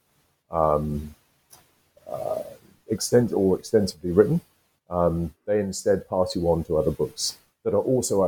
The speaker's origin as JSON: {"language": "English", "country": "United Kingdom", "said": "I'm British, I'm from the UK"}